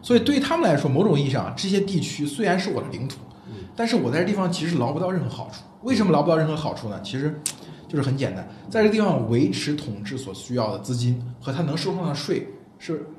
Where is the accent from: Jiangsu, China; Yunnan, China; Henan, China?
Henan, China; Nanyang; moved away; 我们南阳也觉得自己是黄泛区边缘